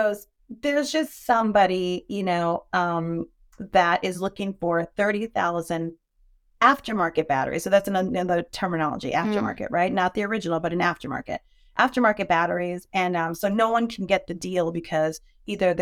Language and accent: English; New York, United States; moved away; I'm from New York originally. So I was born in New York